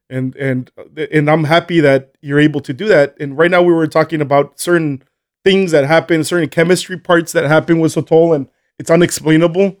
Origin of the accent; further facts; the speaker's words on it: Colonia Juárez, Chihuahua, Mexico; moved away as an adult; also born or lived in El Paso, Texas, United States / Las Cruces, New Mexico, United States / Albuquerque, New Mexico, United States; born in El Paso, Texas. Um, studied, uh, did high school in, in, in, in Colonia Juarez.